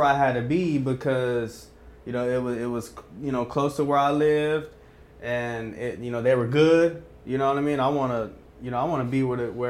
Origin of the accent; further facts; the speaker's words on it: Lubbock, Texas, United States; moved away as an adult; now in Austin, United States; growing up in Lubbock, I didn't learn Spanish, so it was tough.